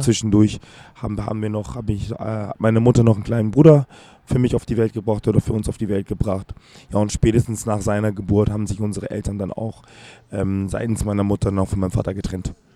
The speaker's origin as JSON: {"language": "German", "region": "Hamburg", "country": "Germany", "tie": "born or raised there", "also_born_or_lived": "Accra, Ghana", "said": "ich bin in Hamm aufgewachsen, bin in Horn und in Billstedt zur Schule"}